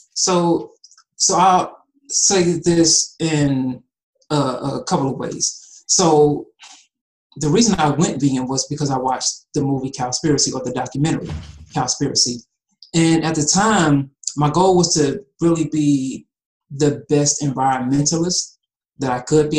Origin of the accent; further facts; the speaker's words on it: Atlanta, Georgia, United States; also born or lived in Cincinnati, Ohio; I was born in Cincinnati, but I've been in Atlanta since I was about three years old, and that's really home to me.